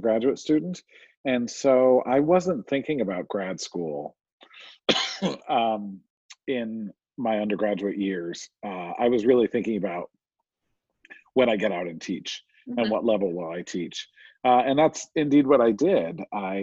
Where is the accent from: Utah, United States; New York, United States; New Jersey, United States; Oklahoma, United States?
New Jersey, United States; I was raised in New Jersey.